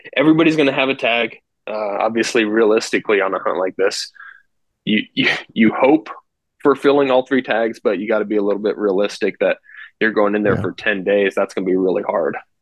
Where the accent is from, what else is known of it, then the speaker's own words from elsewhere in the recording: Western Nebraska, United States; I grew up here in Western Nebraska, really. Moved here when I was really young